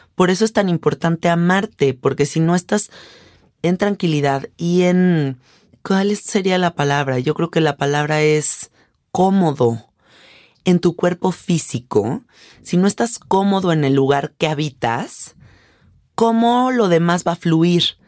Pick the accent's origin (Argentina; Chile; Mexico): Mexico; yo soy una mujer mexicana de 33 años